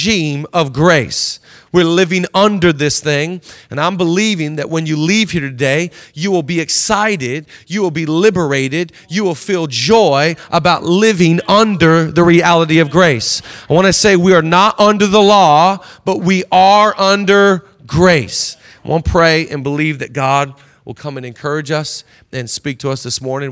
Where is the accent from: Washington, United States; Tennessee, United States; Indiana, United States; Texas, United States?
Washington, United States; Seattle; now in Los Angeles, United States; where I grew up in Seattle, Washington